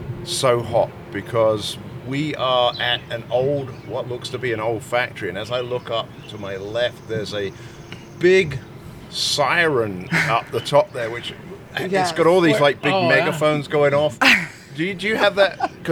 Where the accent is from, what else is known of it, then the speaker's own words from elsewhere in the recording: United Kingdom; I am the Brit